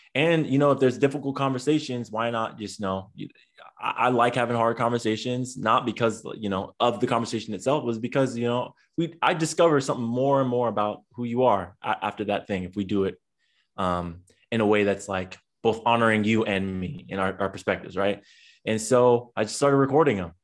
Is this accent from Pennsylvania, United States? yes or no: no; San Diego, California, United States; now in Long Beach, United States; I'm originally from San Diego, California, um, but now reside in Long Beach, uh, California